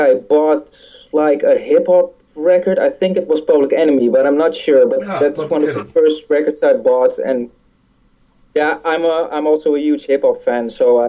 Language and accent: English; Curaçao; born there; I was born near Curaçao.